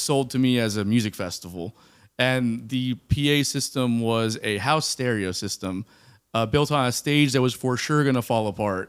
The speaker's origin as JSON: {"language": "English", "region": "South Florida", "country": "United States", "moved": "yes", "said": "I'm from South Florida, like Miami, Fort Lauderdale area"}